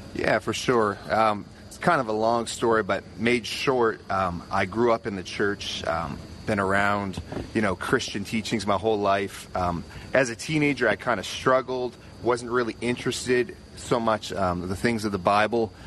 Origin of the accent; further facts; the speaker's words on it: Halifax, Nova Scotia, Canada; I'm from Nova Scotia, Canada, Halifax, and uh, you know I work there as a youth pastor.